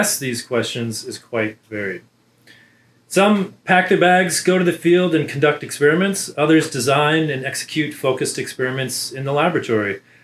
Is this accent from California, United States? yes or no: yes; Southern California, United States; moved away as an adult; also born or lived in Prescott, Arizona / Riverside, California / Amherst, Massachusetts / Oxford, United Kingdom; now in Auburn, United States; I grew up in Southern California